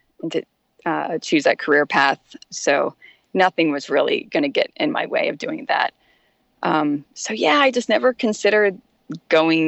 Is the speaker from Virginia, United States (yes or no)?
yes; Richmond, Virginia, United States; also born or lived in Kalamazoo, Michigan; now in Washington, D.C., United States; I grew up in Richmond, Virginia, or I should say on the outskirts of Richmond